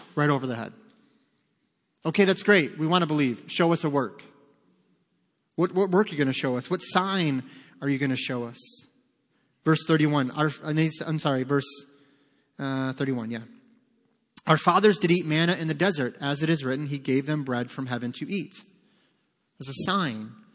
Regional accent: Detroit, Michigan, United States; We grew up in Detroit

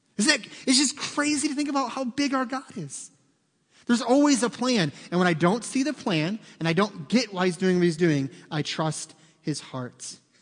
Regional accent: United States; as an American

